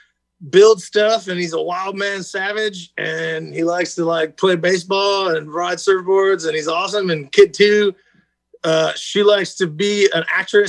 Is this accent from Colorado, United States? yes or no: no; Ohio, United States; moved away; I'm from Ohio, but I was in the Navy for 10 years